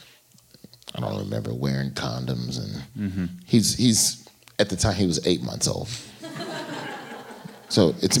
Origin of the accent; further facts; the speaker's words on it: Birmingham, Alabama, United States; I'm from Birmingham, Alabama